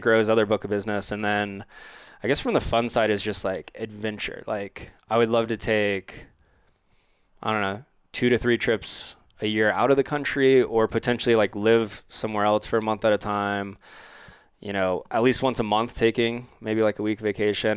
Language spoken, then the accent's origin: English; Orlando, Florida, United States; I'm from Orlando